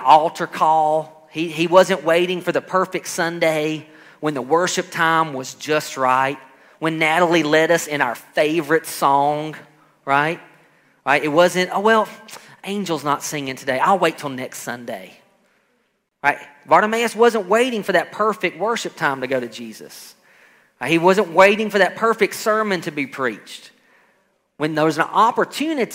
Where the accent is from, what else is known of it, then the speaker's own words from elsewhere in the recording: Alabama, United States; I come from Alabama, and we do a lot of farming there